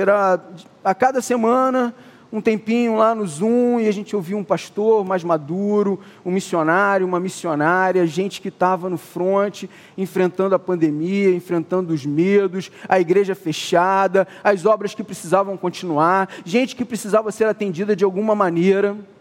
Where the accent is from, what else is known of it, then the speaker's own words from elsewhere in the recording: Niterói, Rio de Janeiro, Brazil; eu sou de Niterói